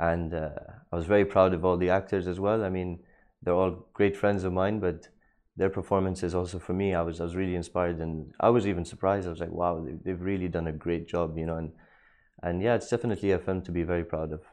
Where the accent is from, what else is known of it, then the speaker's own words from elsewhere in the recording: Dubai, United Arab Emirates; Born and raised in Dubai